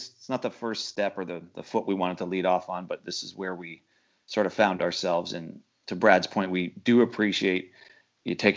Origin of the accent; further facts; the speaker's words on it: Canada; now in United States; I'm from Canada. I'm a Canadian citizen. I can't go home